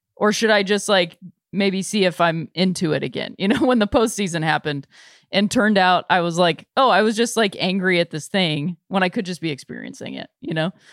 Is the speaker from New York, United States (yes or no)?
no; Cleveland, Ohio, United States; moved away; my hometown team, uh, was Cleveland